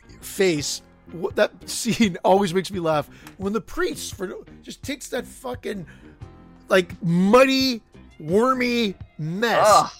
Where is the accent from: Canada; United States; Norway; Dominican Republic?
Canada; Because I'm Canadian